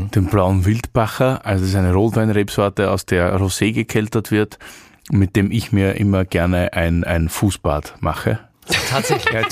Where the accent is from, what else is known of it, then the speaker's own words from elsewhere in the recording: Austria; Aber ist man stolz als Österreicher auf Arnold Schwarzenegger?